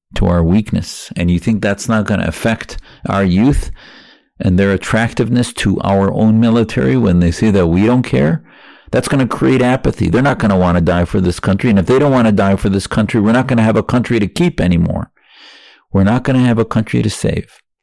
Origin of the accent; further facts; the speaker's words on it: Wisconsin, United States; now in Arizona, United States; I felt I could practice my faith more freely in America growing up in Wisconsin and now in Arizona